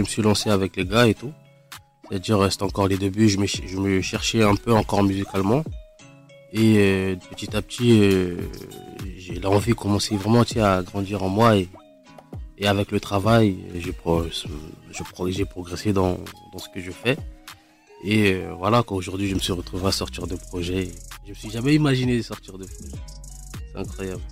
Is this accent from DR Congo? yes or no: yes; Kinshasa, DR Congo; J'ai grandi au Congo, Kinshasa